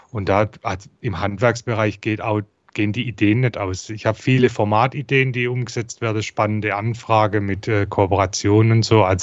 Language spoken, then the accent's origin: German; Heilbronn, Baden-Württemberg, Germany; accent: Swabian; Ich komme aus Heilbronn, wie man unschwer erkennen kann an meinem Dialekt aus dem Schwabenländle.